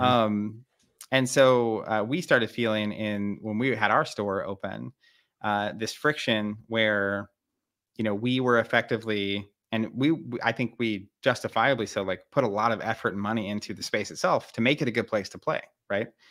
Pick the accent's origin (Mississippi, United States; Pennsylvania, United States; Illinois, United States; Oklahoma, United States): Oklahoma, United States; Tulsa; we're from Tulsa, Oklahoma, um, middle, middle of the country